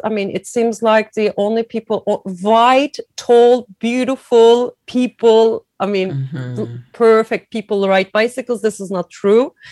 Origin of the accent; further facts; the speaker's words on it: Izmir, Turkey; moved away as an adult; also born or lived in Germany; now in Milan, Italy; I was born in Turkey, in Izmir, a very beautiful, tiny, t- not tiny, a very beautiful big town uh, on the west coast of Turkey